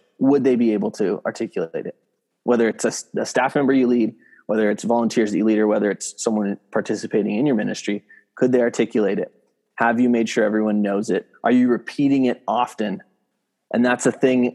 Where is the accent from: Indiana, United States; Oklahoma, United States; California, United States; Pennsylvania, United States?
California, United States; San Diego; moved away as an adult; also born or lived in San Francisco Bay Area; now in San Francisco, United States; I'm at a church up in San Francisco area. So about 8 hours north of where I grew up in San Diego